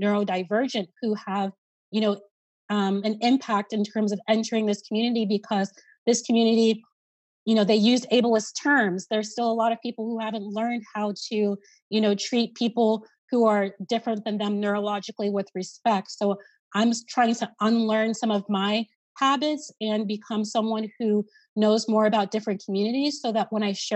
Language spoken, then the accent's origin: English; Columbus, Ohio, United States; Here in my hometown